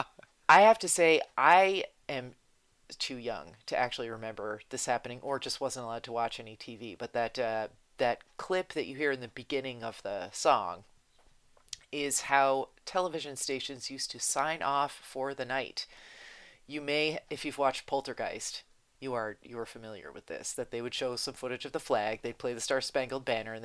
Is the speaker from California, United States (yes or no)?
no; New Jersey, United States; growing up in Jersey